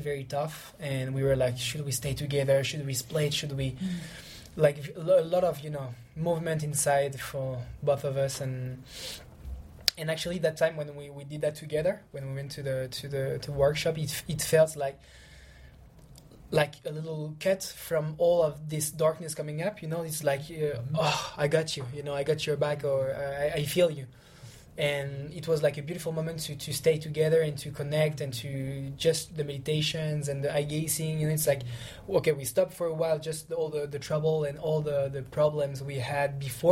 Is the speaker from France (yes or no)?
yes; Lyon, Auvergne-Rhône-Alpes, France; I'm from Lyon